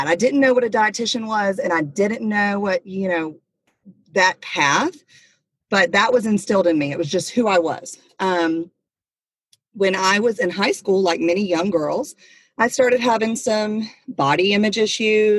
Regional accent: near Atlanta, Georgia, United States; I am a Southern girl. I was raised near Atlanta

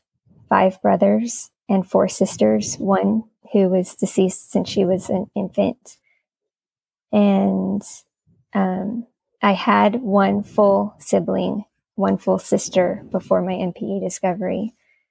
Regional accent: Miami, Florida, United States; moved away as an adult; now in Greensboro, United States; I live in Greensboro, but I'm originally from Miami, Florida

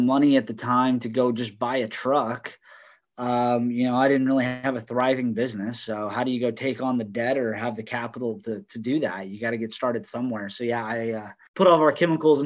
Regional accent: Colorado, United States; moved away as an adult; also born or lived in Texas; now in Dallas-Fort Worth, United States; I'm from Texas originally, but grew up in Colorado.

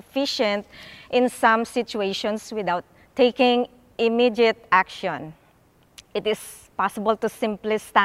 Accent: Philippines; moved away; I grew up in the Philippines

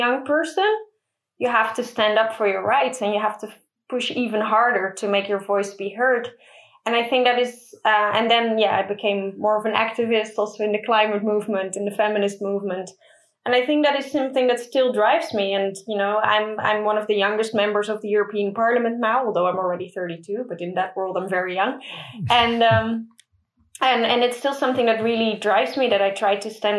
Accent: Middelburg, Zeeland, Netherlands; There were two schools in my hometown, Middelburg

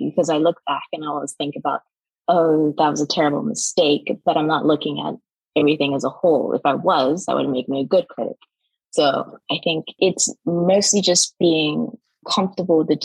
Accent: South Africa; moved away as an adult; also born or lived in Austria / France / Canada / Belgium; now in Ireland; I grew up in South Africa.

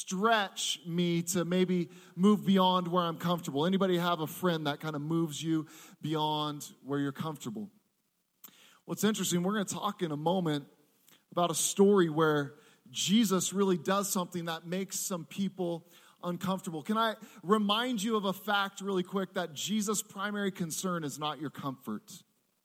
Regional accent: Seattle, Washington, United States; I am from Seattle, Washington.

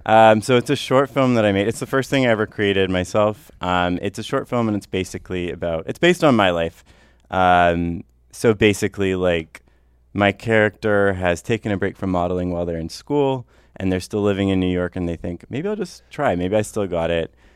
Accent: North Vancouver, British Columbia, Canada; I grew up in North

